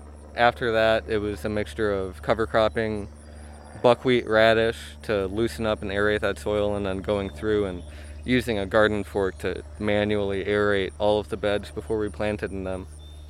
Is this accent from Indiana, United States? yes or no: yes; Indiana, United States; We came from Northwest Indiana, and we had some experience growing food there.